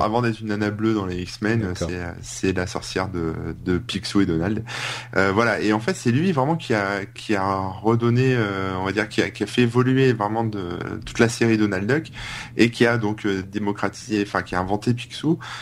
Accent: the North, France; je viens du Nord

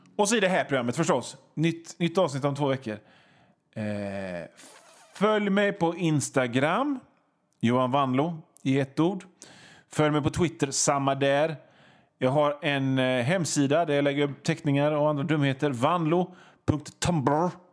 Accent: Hönö, Västra Götaland, Sweden; also born or lived in Gothenburg; ute på Hönö där jag kommer ifrån

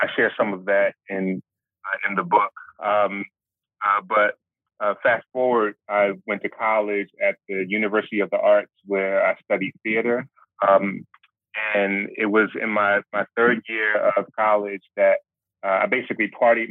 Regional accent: Philadelphia, Pennsylvania, United States; born and raised in Philly

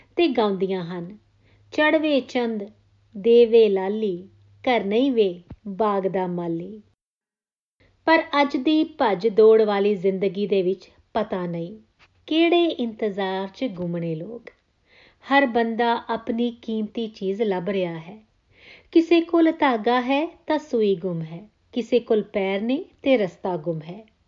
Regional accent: India; now in Australia; ਮੇਰੇ ਪਿੰਡ ਦੀਆਂ ਆਵਾਜ਼ਾਂ ਮੇਰੇ ਦੇਸ਼ ਦੀਆਂ ਆਵਾਜ਼ਾਂ

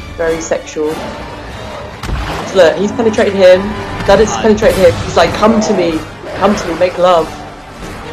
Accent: England, United Kingdom; to my English ears

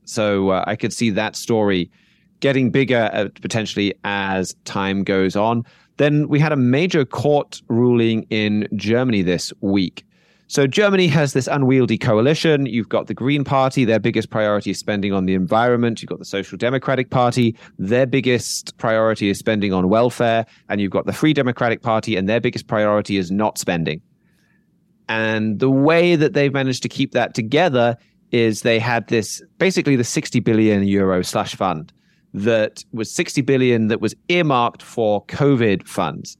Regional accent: United Kingdom; my home country here in the UK

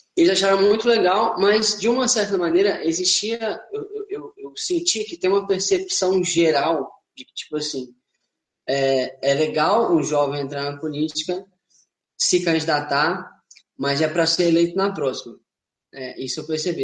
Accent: Linhares, Espírito Santo, Brazil; also born or lived in Ouro Preto, Minas Gerais; eu sou de Linhares, Espírito Santo

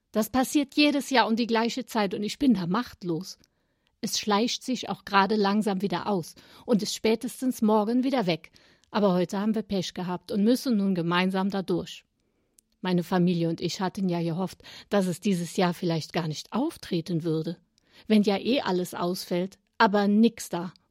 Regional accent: Cologne, North Rhine-Westphalia, Germany; born there; Ich bin in Köln geboren, das steht fest. Ich mag die Stadt und den Menschenschlag, auch wenn ich seit vielen Jahren nicht mehr vor Ort, sondern eher in der Region wohne.

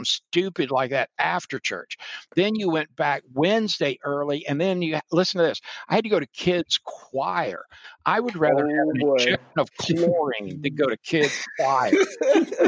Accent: North Kingstown, Rhode Island, United States; moved away; also born or lived in Daytona Beach, Florida; But as an infant, my parents moved us to Rhode Island.

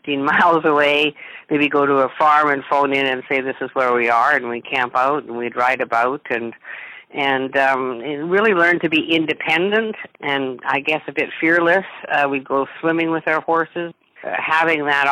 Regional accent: Edmonton, Alberta, Canada; I was brought up in Edmonton, I guess I'm a bit of a country gal

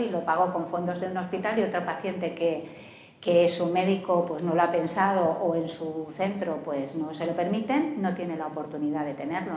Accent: Canary Islands, Spain; Yo, por ejemplo, vengo de Canarias, ¿no? O sea, estamos a 3.000 kilómetros de la península

